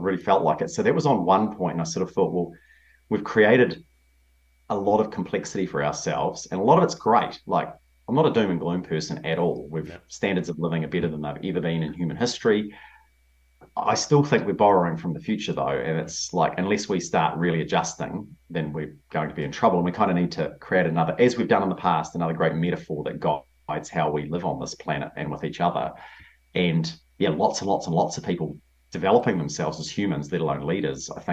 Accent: New Zealand; moved away as an adult; also born or lived in London / New York; I grew up in a town of 7,000 people, and I lived there until I was 17, 18. I knew more people in London and New York when I was in my 20s than I knew in the town that I grew up in New Zealand

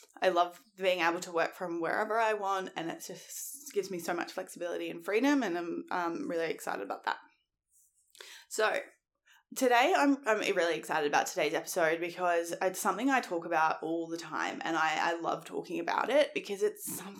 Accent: Australia; As you probably know, I'm Australian, so our Christmas is in summer, and so we never have that white Christmas.

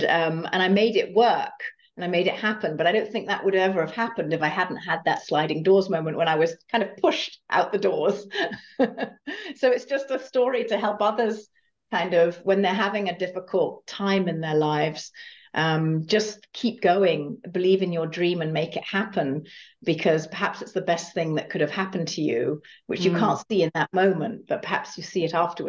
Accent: Germany; moved away as an adult; now in United States; I came from Germany to the States, to California, and I did that typical American dream thing

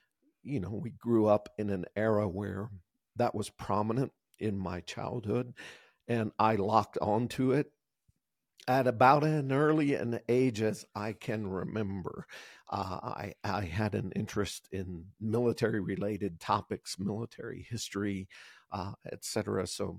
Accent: the South, United States; growing up in the South and in areas that had a lot of opportunity for that as far as the outdoors component.

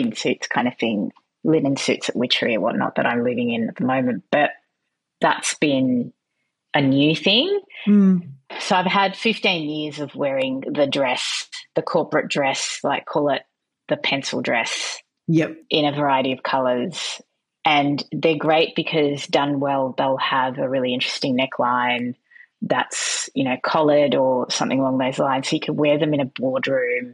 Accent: Melbourne, Victoria, Australia; moved away as an adult; also born or lived in Canada; now in Sydney, Australia; I'm originally from Melbourne. I now live in Sydney, and I did a large chunk of my time in Canada.

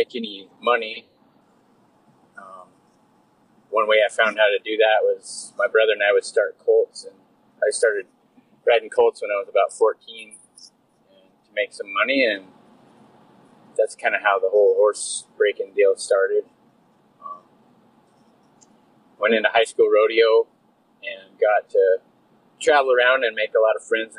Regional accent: Wyoming, United States; now in Canada; I was born and raised in Wyoming, and I grew up, my folks were Western folks

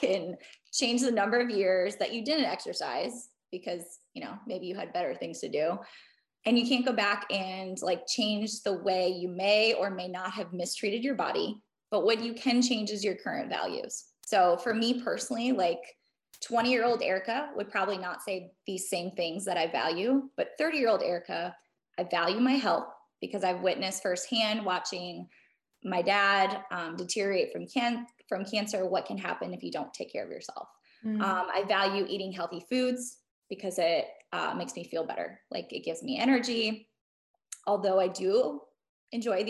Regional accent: Midwest, United States; growing up in the Midwest

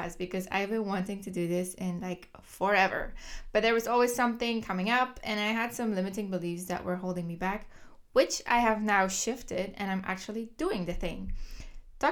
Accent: Kortrijk, Flanders, Belgium; English is a second language; moved away; I was born in the 1990s, the year 1991 to be exact, in Kortrijk, Belgium. So if you hear an accent, that's why. I was born and raised in Belgium

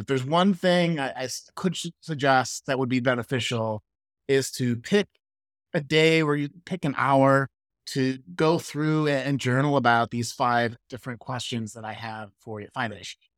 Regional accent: Midwest, United States; I'm from the Midwest. We call it pop.

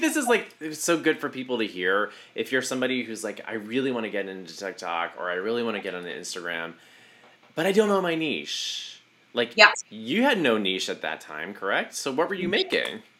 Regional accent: Southeast Texas, United States; moved away; also born or lived in New York; I grew up in Southeast Texas

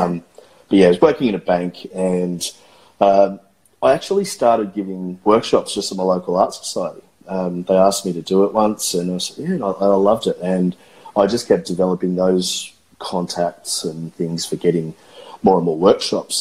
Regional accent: Australia; I am a watercolorist from Australia

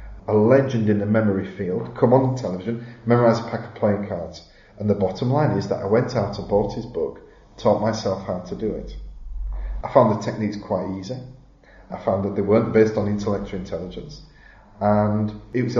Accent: Halifax, Yorkshire and the Humber, United Kingdom; I'm from Halifax. Never been out of the county since I was like 11.

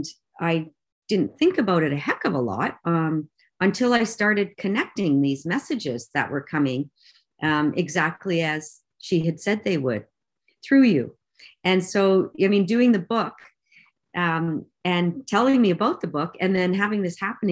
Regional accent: Windsor, Ontario, Canada; moved away as an adult; now in British Columbia, Canada; I'm originally from Windsor, Ontario, and moved to BC in 1983 when I was 20 years old

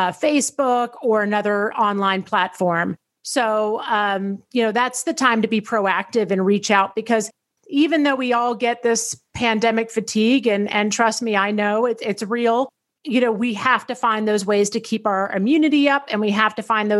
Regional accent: Tennessee, United States; I grew up in Tennessee

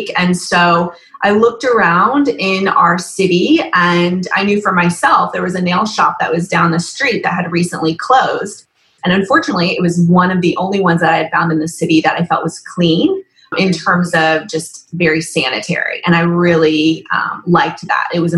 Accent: Nashville, Tennessee, United States; also born or lived in New York City / Chicago; I'm originally from Nashville. I've lived here since I was 10, moved up to New York City for about 7 years, and then moved back in 2005

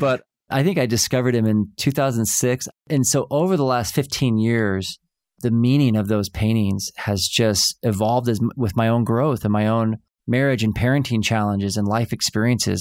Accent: Oklahoma, United States; I grew up in Oklahoma, and we'd go see that play, Oklahoma, every summer.

